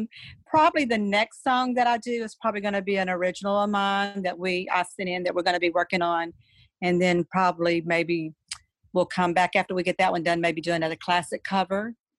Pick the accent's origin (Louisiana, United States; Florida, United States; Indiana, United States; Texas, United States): Louisiana, United States; moved away as an adult; now in Tennessee, United States; I'm from Louisiana. So back then I was playing for church choirs. But then I moved to Tennessee some years ago